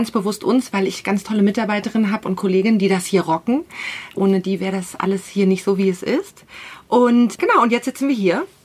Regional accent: Berlin, Germany; moved away as an adult; Ich bin ursprünglich aus Berlin und vor neun Jahren hergekommen.

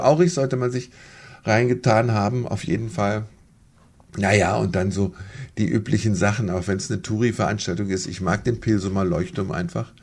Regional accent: Göttingen, Lower Saxony, Germany; moved away as an adult; also born or lived in Munich; now in Aurich, Germany; Ich bin aus Göttingen, ganz am südlichen Rand.

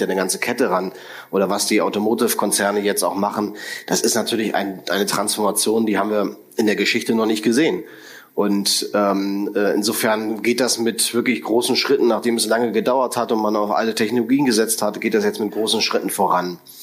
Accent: Berlin, Germany; als Berliner und äh, derjenige, der lang hier gearbeitet hat

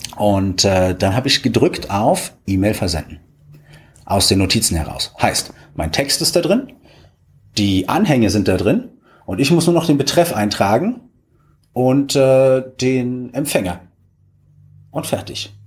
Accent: Potsdam, Brandenburg, Germany; moved away; ich komme ja ursprünglich aus Potsdam

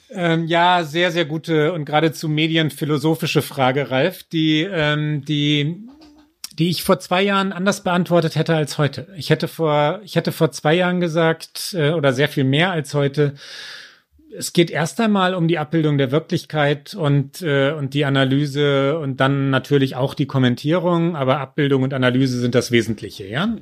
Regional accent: Münster, North Rhine-Westphalia, Germany; ich bin in, in Hiltrup aufgewachsen

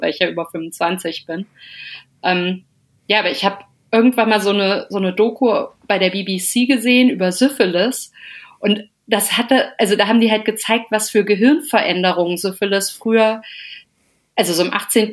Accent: Melsungen, Hesse, Germany; now in Cologne, Germany; ganz lange immer noch in Melsungen testen lassen, also wo ich herkomme bei dem Frauenarzt

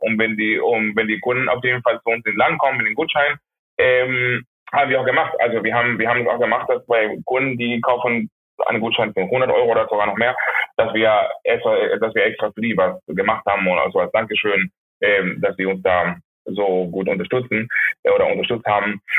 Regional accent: Maracaibo, Zulia, Venezuela; moved away; ich komme aus Maracaibo, das ist die zweite Großstadt Venezuelas

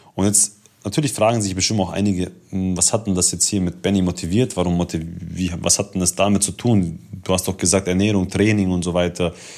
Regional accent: Ulm, Baden-Württemberg, Germany; ich komme aus Ulm

